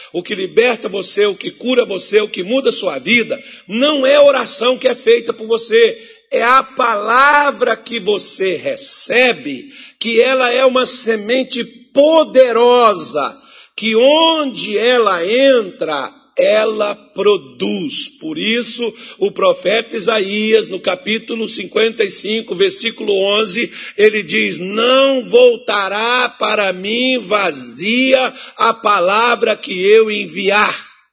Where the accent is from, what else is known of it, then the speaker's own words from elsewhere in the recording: Minas Gerais, Brazil; moved away; also born or lived in Mato Grosso; eu sou mineiro